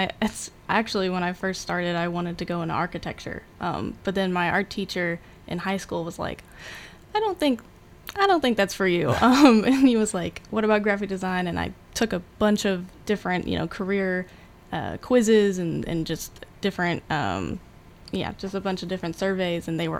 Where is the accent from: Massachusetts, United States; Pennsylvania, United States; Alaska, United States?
Alaska, United States; Anchorage; So I was a military kid, so I've kind of been like everywhere, but the longest we stayed somewhere was in Anchorage, Alaska, so I kind of call that home.